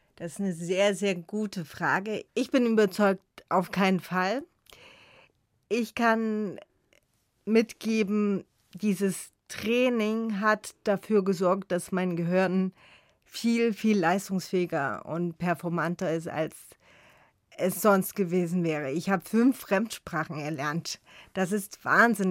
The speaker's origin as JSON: {"language": "German", "town": "Chemnitz", "region": "Saxony", "country": "Germany", "tie": "born or raised there", "said": "als Kind in Chemnitz an der Körperbehindertenschule"}